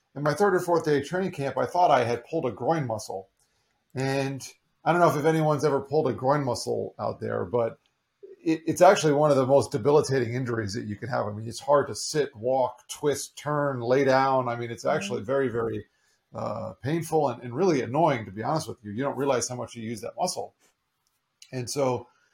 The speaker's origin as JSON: {"language": "English", "region": "South Florida", "country": "United States", "tie": "born or raised there", "also_born_or_lived": "New York / Long Island, New York", "said": "I grew up mostly in South Florida. I was actually born up there in New York, but moved to Florida when I was just 3 years old."}